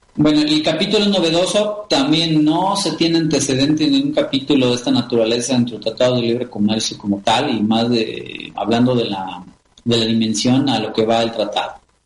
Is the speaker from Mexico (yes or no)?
yes; Mexico